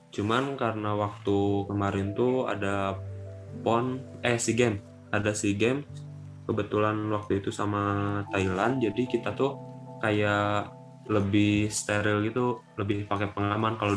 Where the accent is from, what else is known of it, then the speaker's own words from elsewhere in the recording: Bandung, West Java, Indonesia; Asalnya dari Bandung.